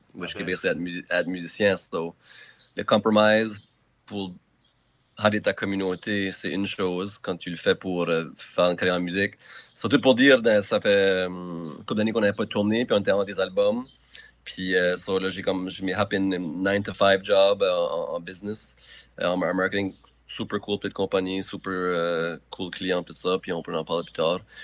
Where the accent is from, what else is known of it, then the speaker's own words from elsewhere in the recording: Moncton, New Brunswick, Canada; j'ai grandi à Moncton. j'étais à l'école à Moncton